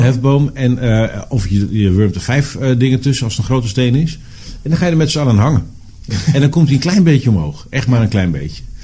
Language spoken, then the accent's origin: Dutch; Borger, Drenthe, Netherlands; Diep, diep in de binnenlanden van Drenthe.